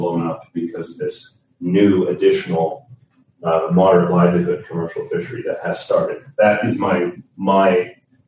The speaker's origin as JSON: {"language": "English", "region": "Nova Scotia", "country": "Canada", "tie": "born or raised there", "said": "born and raised in Nova Scotia"}